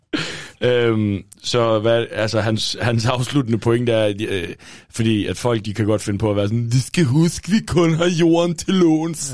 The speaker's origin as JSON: {"language": "Danish", "town": "Thisted", "region": "North Denmark Region", "country": "Denmark", "tie": "born or raised there", "moved": "yes", "said": "hjemme i Tisted. Øh, jeg var, øh, var hjemme og besøgte mine forældre en weekend"}